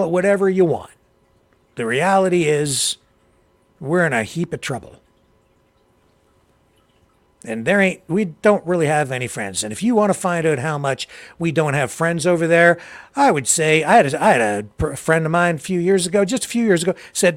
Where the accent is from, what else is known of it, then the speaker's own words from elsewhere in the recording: Canada; I'm from Canada